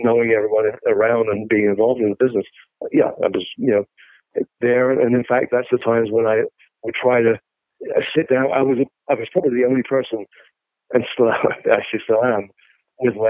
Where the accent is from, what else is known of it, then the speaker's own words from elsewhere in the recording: England, United Kingdom; now in United States; I was a musician and I'm English, but I live in America